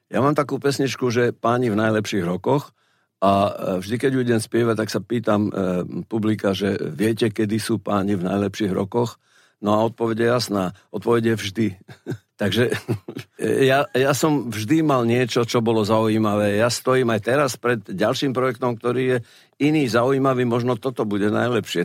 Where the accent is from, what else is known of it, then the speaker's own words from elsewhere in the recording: Prešov, Prešov Region, Slovakia; moved away as an adult; now in Bratislava, Slovakia; Ostal som v Bratislave, nevrátil som sa do Prešova, odkiaľ pochádzam